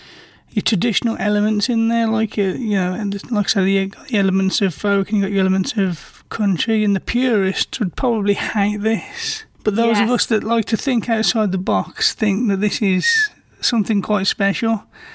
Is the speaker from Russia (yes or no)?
no; United Kingdom; I'm British, so we're not used to that sound anyway that you produce in America